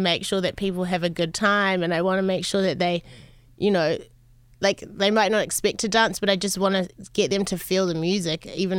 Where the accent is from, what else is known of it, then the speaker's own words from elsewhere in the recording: New Zealand; born there; also born or lived in Los Angeles, United States; I was born in New Zealand.